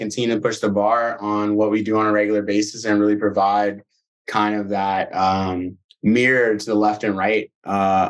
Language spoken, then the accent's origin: English; Birmingham, Alabama, United States; also born or lived in Nashville; now in New York City, United States; I'm originally from Birmingham, Alabama